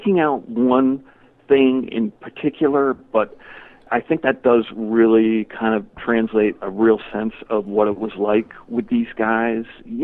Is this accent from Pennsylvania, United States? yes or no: no; Connecticut, United States; moved away; also born or lived in Northampton, Massachusetts; I'm from Connecticut originally. So I moved up to Northampton